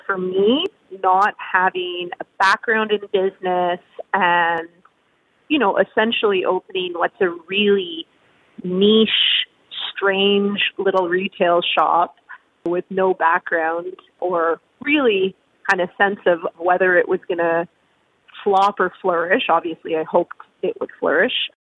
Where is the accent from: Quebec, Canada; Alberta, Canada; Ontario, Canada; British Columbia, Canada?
Quebec, Canada; So I'm an import to the prairies. I grew up in Eastern Canada. I spent most of my childhood in Quebec, French-speaking part of Canada, has fantastic food around every corner.